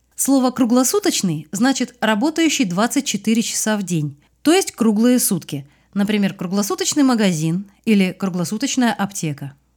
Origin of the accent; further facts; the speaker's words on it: Russia; Утро в Москве наступает на три часа позже, чем в моем родном городе.